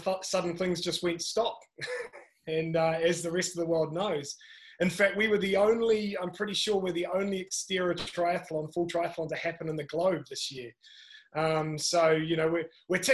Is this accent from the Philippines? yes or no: no; Kapiti Coast, near Wellington, New Zealand; moved away as an adult; also born or lived in Scotland / Italy; where I'm sitting right now, which is in the Kapiti Coast, which, as you say, is just out of Wellington. Brought up here, spent my entire life outdoors playing sport